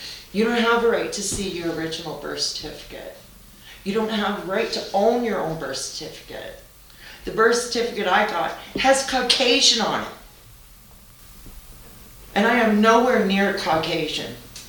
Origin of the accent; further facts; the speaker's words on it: Curve Lake, Ontario, Canada; You know, except that I'm from the Curve Lake area. That's what I know.